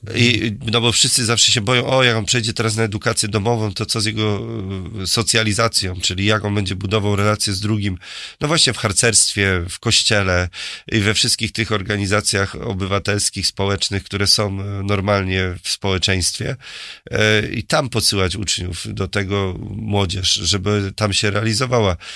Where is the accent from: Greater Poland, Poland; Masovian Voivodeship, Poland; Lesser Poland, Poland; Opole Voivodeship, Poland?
Greater Poland, Poland; Murowana Goślina; also born or lived in Poznań; ja pochodzę z murowanej Gośliny i dzisiaj tam mieszka 50 członków mojej rodziny